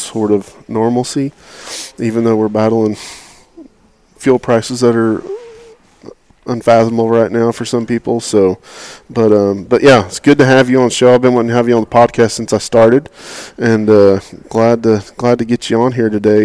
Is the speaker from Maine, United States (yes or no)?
no; Oklahoma, United States; you're an Oklahoma boy, just like me